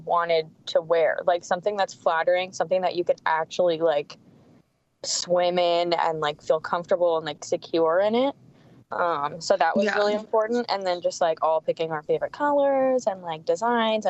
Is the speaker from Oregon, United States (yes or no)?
no; San Diego, California, United States; That's my hometown